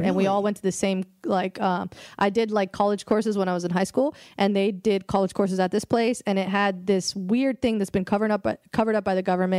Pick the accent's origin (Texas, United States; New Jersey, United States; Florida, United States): Florida, United States; I'm from Florida. I love the water.